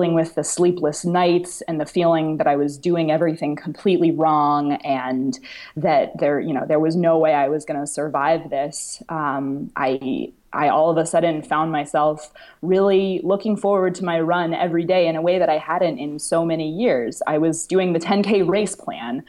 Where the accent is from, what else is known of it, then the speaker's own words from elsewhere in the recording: Boston, Massachusetts, United States; now in Florida, United States; I am moving to Boston, which is where I'm from originally.